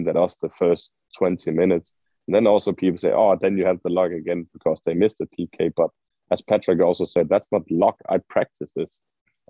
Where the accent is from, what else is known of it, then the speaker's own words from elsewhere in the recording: Aalborg, North Denmark Region, Denmark; moved away as an adult; also born or lived in Orange County, California; I am from Aalborg. I'm raised and born here, born and raised